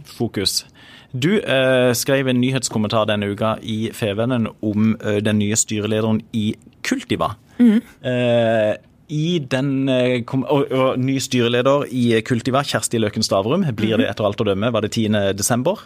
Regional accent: Søgne, Agder, Norway; kommer jeg fra Søgne

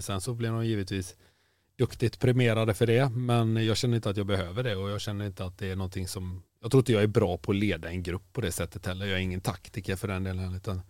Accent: Kungälv, Västra Götaland, Sweden; Jag är från Kungälv

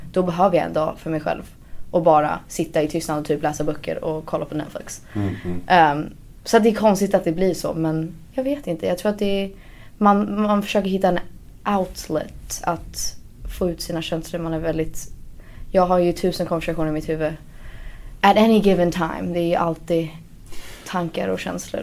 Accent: United States; moved away as an adult; now in Sweden; Jag är född i Sverige och sen flyttade vi till USA när jag var under ett år tror jag. Mm. Så att jag har ju gått i skolan i USA

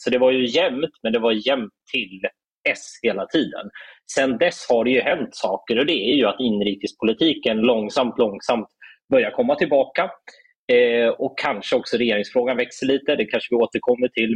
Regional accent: Ockelbo, Gävleborg County, Sweden; Jag växte upp i Ockelbo.

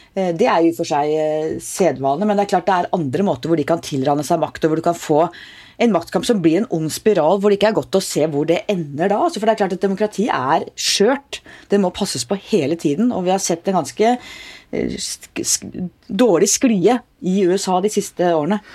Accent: Oslo, Norway; Jeg vokste opp i Oslo.

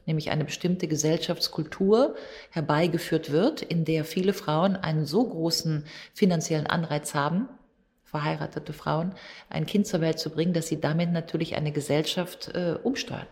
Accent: Grevenbroich, North Rhine-Westphalia, Germany; ich geboren 1964 in Griffenbruch im Rheinland, ja, da würde ich im besten Fall sagen, wenn ich eine Identität oder eine Heimat habe, ist das wirklich Rheinland

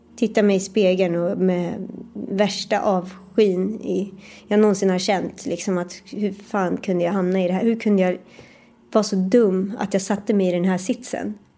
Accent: Sweden; also born or lived in New York; det här var ju ändå i mitt hemland

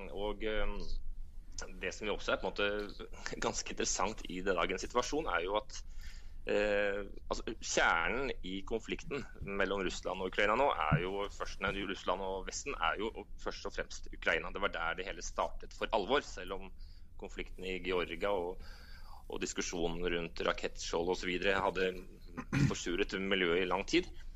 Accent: Norway; moved away as an adult; now in Moscow, Russia; Jeg som en nordmann i Moskva

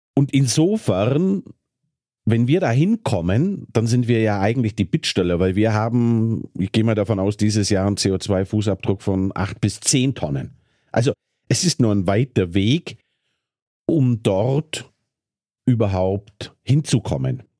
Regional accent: Bavaria, Germany; moved away as an adult; Ich komme ja aus Bayern.

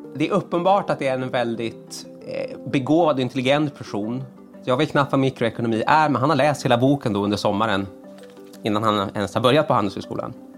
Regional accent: Sweden; som svensk

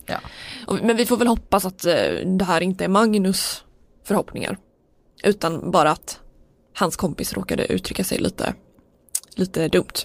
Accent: Sweden; som svensk

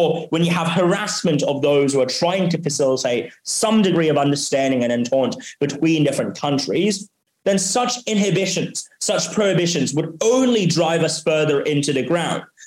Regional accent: Hong Kong; also born or lived in Oxford, United Kingdom; I was born and raised here in Hong Kong

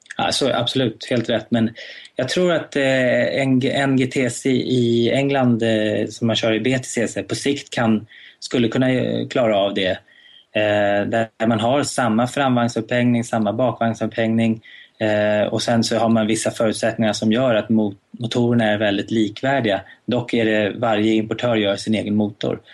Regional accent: Sweden; hemma i Sverige

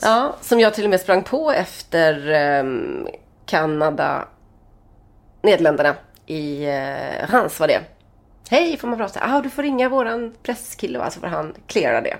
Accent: Sweden; vi är från Sverige

